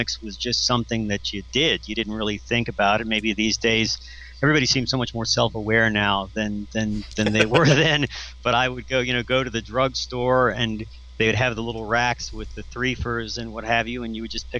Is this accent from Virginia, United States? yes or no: yes; Richmond, Virginia, United States; moved away; I'm from Richmond, Virginia